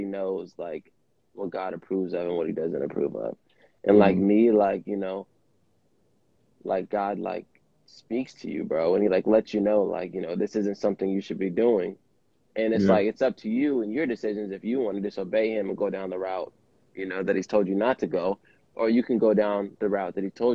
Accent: Vallejo, California, United States; I'm an artist from the Bay Area, Vallejo, California

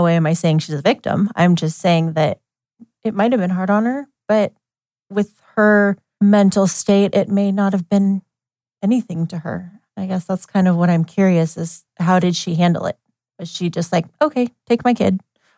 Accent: Eugene, Oregon, United States; I was born in Eugene. I don't remember the time. I think it was morning, but I don't remember. June 27th, 1984.

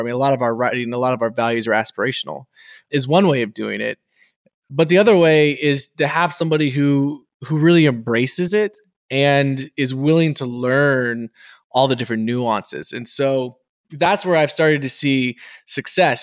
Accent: Texas, United States; as a Texan

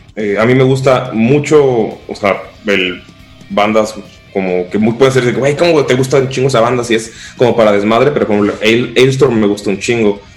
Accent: Cancún, Quintana Roo, Mexico; soy de Cancún. Algunos se fueron a México, otros fueron a otros países, pero y otros siguen en Cancún, se quedaron en mi pueblo

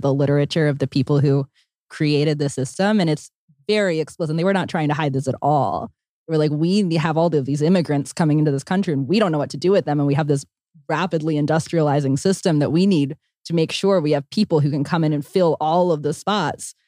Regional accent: Pennsylvania, United States; I grew up in Pennsylvania where there were a lot of rules

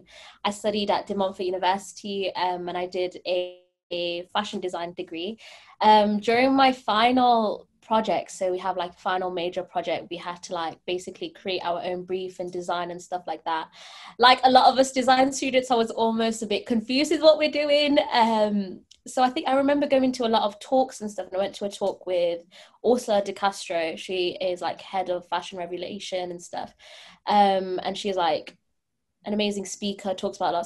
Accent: Leicester, East Midlands, United Kingdom; I'm from Leicester, which is pretty much the head of fast fashion

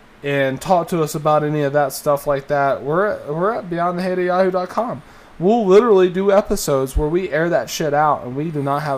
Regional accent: Alabama, United States; I grew up in Alabama

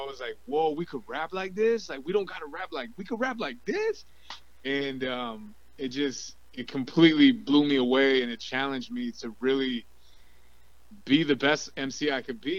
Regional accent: L.A. and Orange County, California, United States; also born or lived in Watts, Los Angeles / Santa Ana; I always grew up back and forth between L.A. and Orange County.

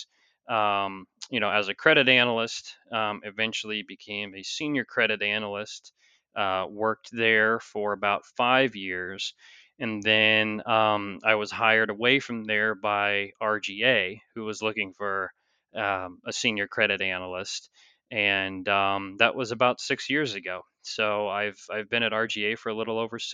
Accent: St. Louis, Missouri, United States; moved away as an adult; also born or lived in New York City; I'm originally from the St. Louis area

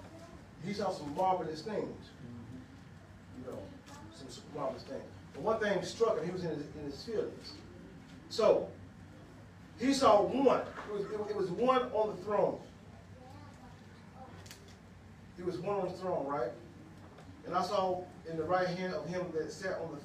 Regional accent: Huntsville, Alabama, United States; accent: Ebonics; I was born in Mather Hills, Huntsville, Alabama, in the hood, in the ghetto. I was born in the hospital when I came to the hood. And I said, I learned Ebonics

